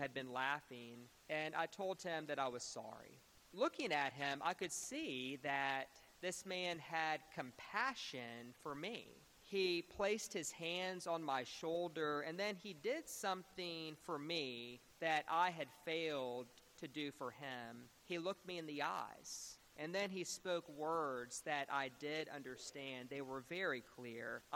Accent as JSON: {"language": "English", "town": "Beaumont", "region": "Texas", "country": "United States", "tie": "born or raised there", "said": "I grew up in Beaumont, Texas, and I was raised at a wonderful church called St. Mark's Episcopal Church."}